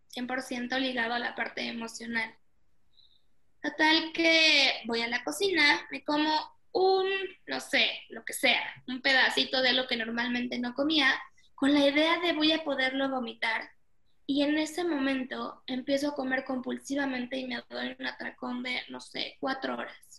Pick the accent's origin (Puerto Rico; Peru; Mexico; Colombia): Mexico; nací aquí en México